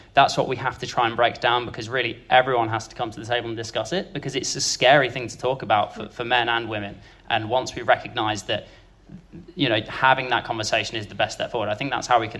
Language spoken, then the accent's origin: English; United Kingdom; we are still encouraged as men, and actually as British people, to keep calm, carry on